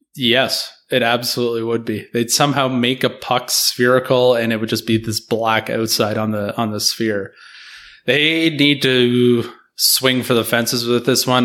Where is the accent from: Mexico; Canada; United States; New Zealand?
Canada; as a Canadian